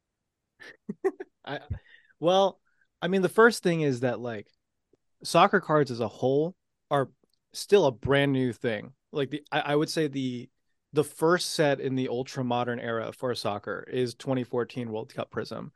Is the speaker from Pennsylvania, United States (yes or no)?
no; San Jose, California, United States; me growing up in San Jose, those early years